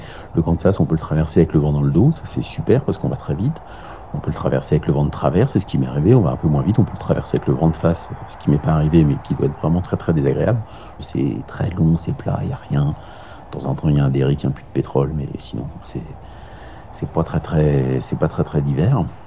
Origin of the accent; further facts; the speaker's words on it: Ris-Orangis, Île-de-France, France; je suis né à Rissorangis, euh, dans l'Essonne, 91